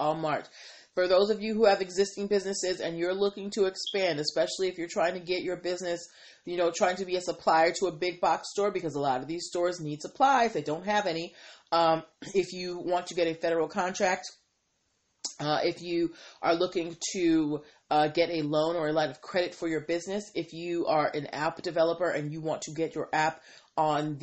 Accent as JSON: {"language": "English", "town": "Boston", "region": "Massachusetts", "country": "United States", "moved": "yes", "lives_now": "Washington, D.C., United States", "said": "I am from Boston and I am a big Pats fan."}